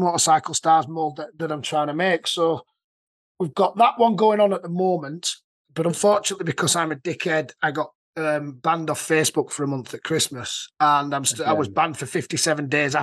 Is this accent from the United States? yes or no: no; Yorkshire and the Humber, United Kingdom; I'm from Yorkshire.